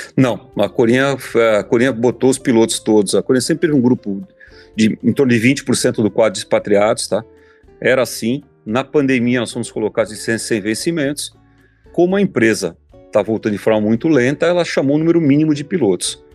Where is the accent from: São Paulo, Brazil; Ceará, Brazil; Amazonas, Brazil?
São Paulo, Brazil; moved away; also born or lived in Florianópolis; eu sou de São Paulo